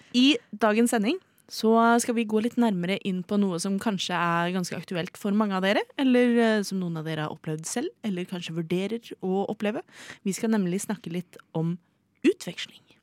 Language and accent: Norwegian; Oslo, Norway; Jeg er født og oppvokst i Oslo